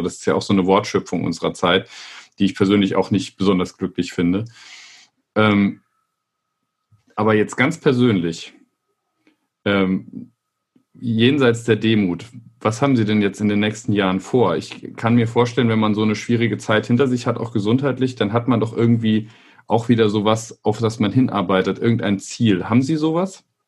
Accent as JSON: {"language": "German", "region": "southwest Germany", "country": "Germany", "moved": "yes", "said": "ich komme ja aus dem Südwesten Deutschlands ursprünglich"}